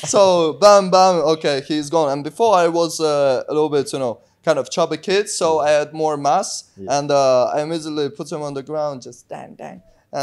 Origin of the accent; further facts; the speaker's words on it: Uzbekistan; moved away; One day I was going out from school in Uzbekistan